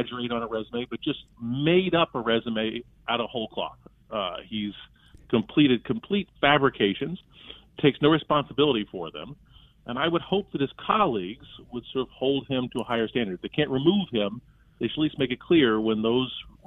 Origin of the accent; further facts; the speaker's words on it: Gifford, United States; I was raised up in Gifford